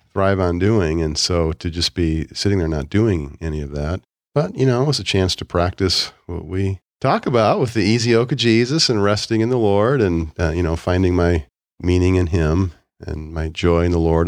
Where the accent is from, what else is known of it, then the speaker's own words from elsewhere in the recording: Chicago, Illinois, United States; moved away; I grew up in Chicago